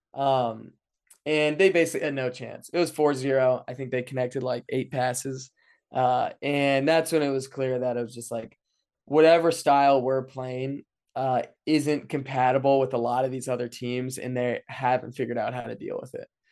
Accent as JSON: {"language": "English", "town": "Frederick", "region": "Maryland", "country": "United States", "tie": "born or raised there", "moved": "yes", "lives_now": "Saint Louis, United States", "said": "growing up in Frederick."}